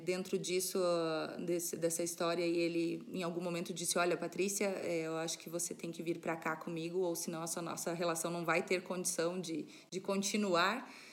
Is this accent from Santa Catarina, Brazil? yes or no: yes; Serra Catarinense, Santa Catarina, Brazil; moved away as an adult; now in Paraná, Brazil; eu de nascimento sou catarinense, sou da, da Serra Catarinense, né? Estou morando aqui no interior do Paraná já fazem 10 anos